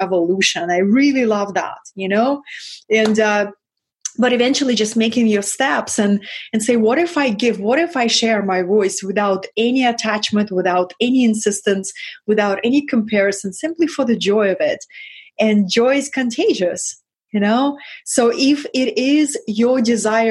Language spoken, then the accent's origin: English; Russia; English is a second language; moved away; I come from Russia, from that lineage.